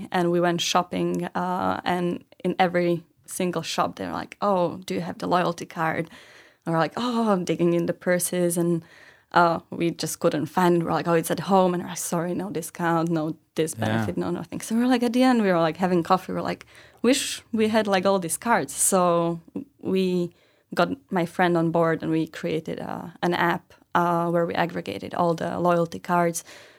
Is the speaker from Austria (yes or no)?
no; Bratislava, Bratislava Region, Slovakia; I'm from Bratislava